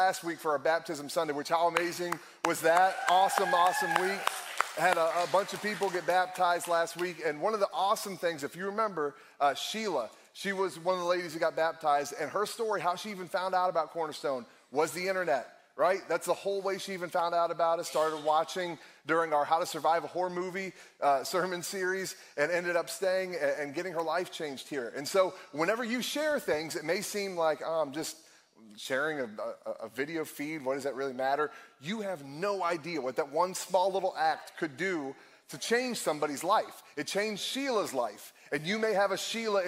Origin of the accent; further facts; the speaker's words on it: Akron, Ohio, United States; also born or lived in Cleveland, Ohio; I born and raised in Akron, Ohio, lived in Cleveland for a little while